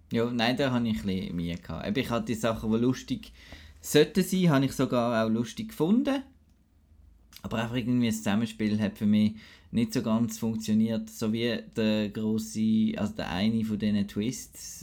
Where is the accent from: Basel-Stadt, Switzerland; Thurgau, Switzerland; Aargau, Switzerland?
Basel-Stadt, Switzerland; Basel; moved away; aus meiner Heimat Basel